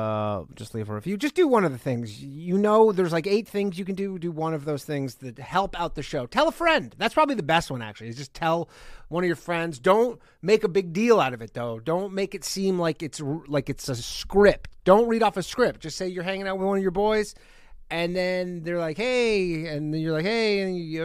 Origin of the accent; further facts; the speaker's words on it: Canada; moved away; I am Canadian, or was. I still am